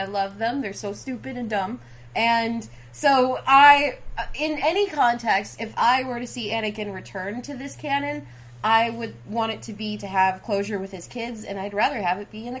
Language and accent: English; New York, United States; now in California, United States; I'm from New York